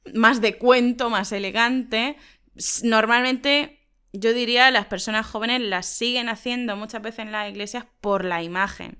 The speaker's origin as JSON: {"language": "Spanish", "country": "Spain", "said": "en nuestro pueblo no lo consideramos pequeño"}